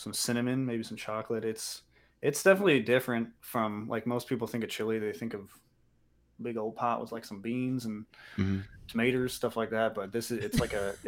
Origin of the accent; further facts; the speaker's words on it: Cincinnati, Ohio, United States; we're from Cincinnati.